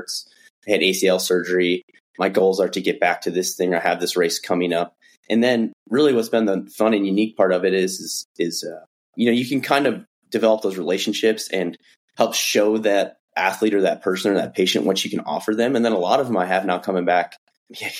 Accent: Midwest, United States; moved away as an adult; also born or lived in Flagstaff, Arizona; now in Bozeman, United States; I'm originally from the Midwest, so grew up playing all the football, baseball

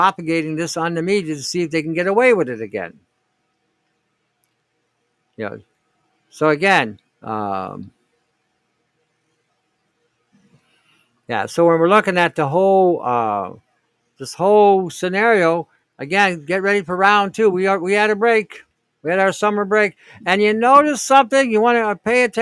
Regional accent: Canada; I'm saying this as a Canadian

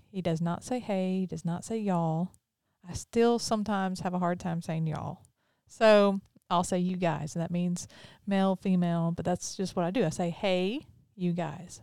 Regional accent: Pearl, Mississippi, United States; also born or lived in Brandon, Mississippi; And I'm from Mississippi. I always have been. Grew up in Pearl, live in Brandon

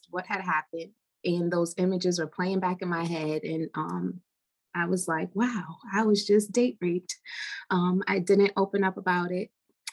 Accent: New York, United States; I am from New York

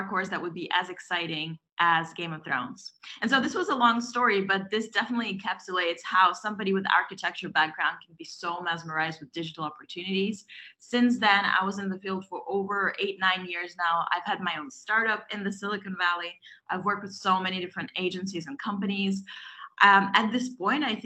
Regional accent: Belarus; English is a second language; moved away as an adult; I'm originally from Europe, from Belarus

